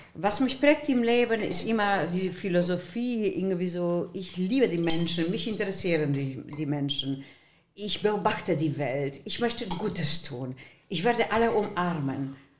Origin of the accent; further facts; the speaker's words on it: Poland; German is a second language; also born or lived in Germany; now in Düsseldorf, Germany; sogenannte Spätaussiedler aus polnischem Land. Meine Wege waren in Breslau und in Gleiwitz